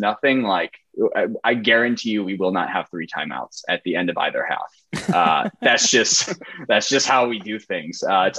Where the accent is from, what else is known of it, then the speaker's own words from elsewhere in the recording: Indiana, United States; I'm from Indiana